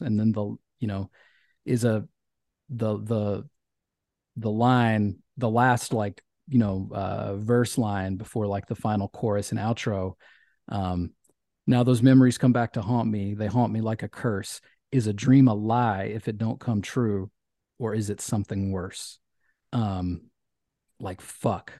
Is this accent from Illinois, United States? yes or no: no; Memphis, Tennessee, United States; where I grew up in Memphis